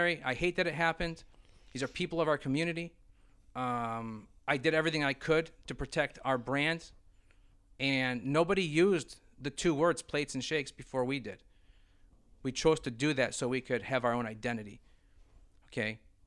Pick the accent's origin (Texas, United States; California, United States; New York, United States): New York, United States; Brockport; we're from Brockport, New York.